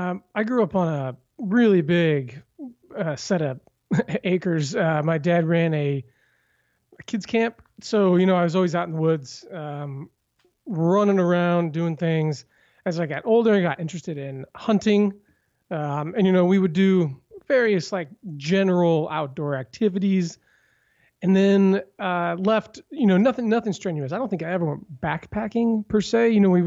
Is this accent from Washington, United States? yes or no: yes; Vancouver, Washington, United States; I hail from Vancouver, Washington.